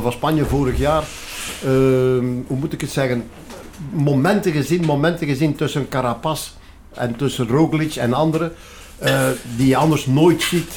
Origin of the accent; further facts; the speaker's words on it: Flanders, Belgium; wij ons als Vlamingen